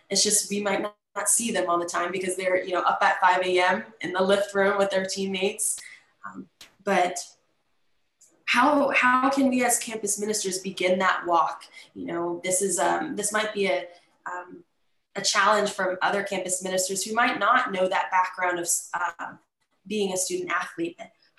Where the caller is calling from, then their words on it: Pensacola, Florida, United States; so I'm coming from Pensacola, Florida, University of West Florida.